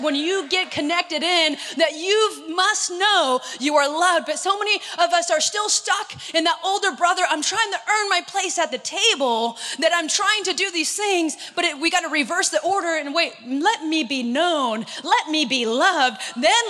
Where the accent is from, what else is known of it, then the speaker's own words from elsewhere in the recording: Northern California, United States; moved away as an adult; now in Southern California, United States; I'm from Northern California. I do not have an accent